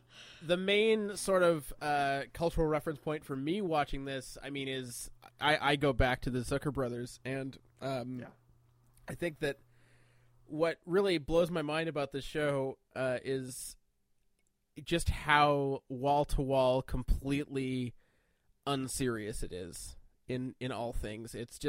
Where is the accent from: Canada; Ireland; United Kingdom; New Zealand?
Canada; I'm Canadian.